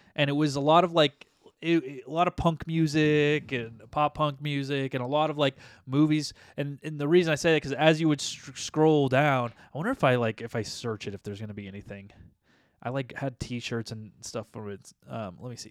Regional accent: United States; we're from United States of America

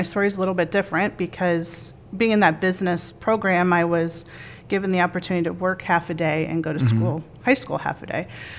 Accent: Massillon, Ohio, United States; So I grew up in Perry Township in Maslin, Ohio, and I went to Perry High School.

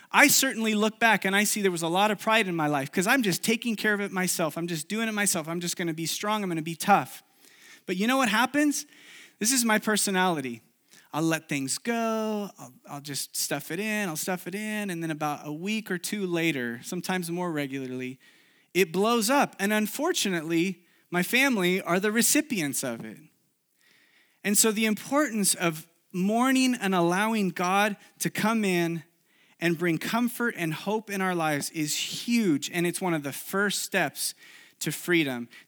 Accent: Chile; English is a second language; Many of you know I grew up in South America, in Chile. And uh, when I was in college, I went back to Chile for a summer to live there and do an internship there.

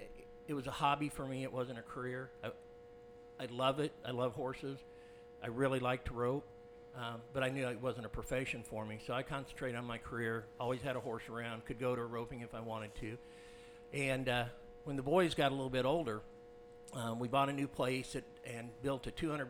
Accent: Grand Island, Nebraska, United States; I'm from Grand Island, Nebraska

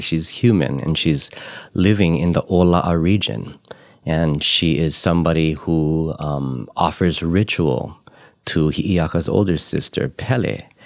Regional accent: Ko'olaupoko, Oahu, Hawaii, United States; now in Puna, Hawaii, United States; I've only been here about a dozen or so years. I'm from Ko'olaupoko on Oahu.

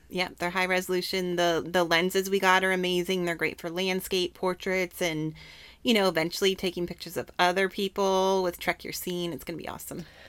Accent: Canada; moved away; Home country. Oh, Canada

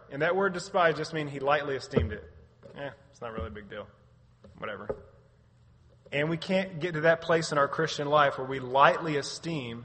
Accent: United States; I'm an American

